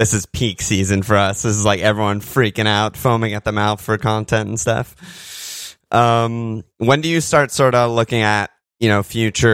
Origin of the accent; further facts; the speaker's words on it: United States; we're both American